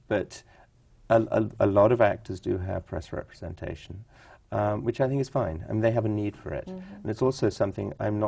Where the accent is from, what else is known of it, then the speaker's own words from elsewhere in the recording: New York, United States; also born or lived in California; I was taken to a lot of theater growing up in New York